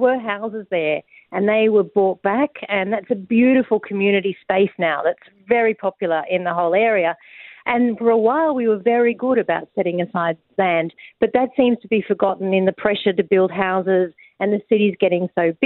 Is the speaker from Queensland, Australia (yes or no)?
yes; Ipswich, Queensland, Australia; I'm from Ipswich too